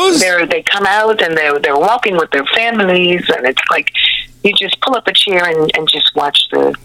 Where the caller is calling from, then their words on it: New Smyrna Beach, Florida, United States; I am in Florida, in New Smyrna Beach.